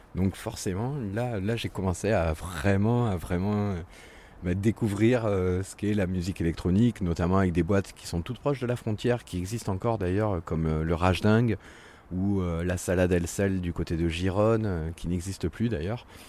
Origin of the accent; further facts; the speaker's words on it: Montpellier, Occitania, France; also born or lived in Brittany; me considère comme Montpellierin, comme pur Montpellierin, puisque je suis arrivé dans, le sud. J'avais trois mois, donc. Donc euh, voilà, je, suis breton d'origine, mais je suis montpelliérain de cœur.